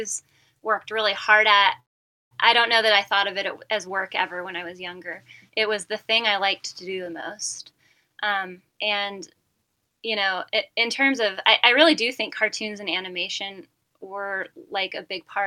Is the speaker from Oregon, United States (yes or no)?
yes; Medford, Oregon, United States; now in Bend, United States; So I'm a native Oregonian. I was born and raised in Medford, Oregon, in the Rogue Valley